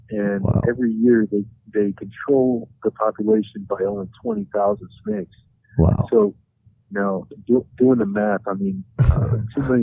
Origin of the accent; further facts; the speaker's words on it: North Carolina, United States; also born or lived in Arizona / Hawaii; Well, I grew up in North Carolina. My dad was a Marine, um, but I was born in Arizona. I've been a little bit of everywhere. In uh, my childhood, I was in Hawaii for four years.